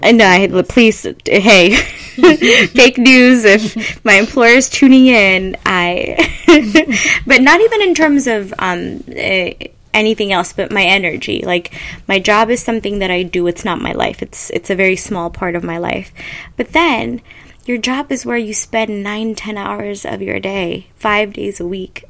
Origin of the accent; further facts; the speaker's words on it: Ethiopia; I'm from Ethiopia